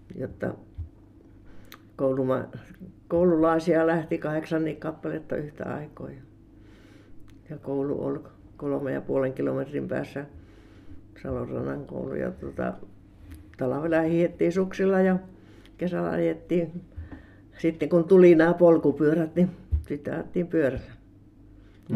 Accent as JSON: {"language": "Finnish", "area": "Kiviapaja, Sääminki", "region": "South Savo", "country": "Finland", "tie": "born or raised there", "also_born_or_lived": "Uitonniemi"}